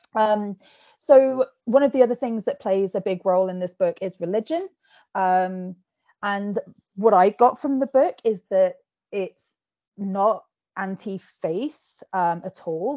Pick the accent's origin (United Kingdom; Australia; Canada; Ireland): United Kingdom; England; accent: posh; I've been told that I sound quite posh and I'm English, I'm Scottish heritage.